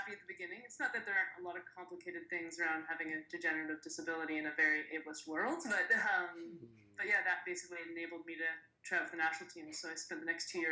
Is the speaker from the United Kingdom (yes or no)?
no; Edmonton, Alberta, Canada; my hometown of Edmonton